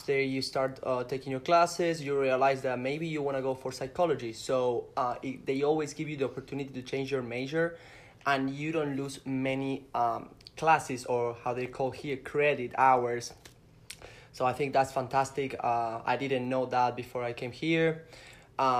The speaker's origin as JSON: {"language": "English", "country": "Argentina", "tie": "born or raised there", "moved": "as an adult", "said": "coming from back home, high school in Argentina"}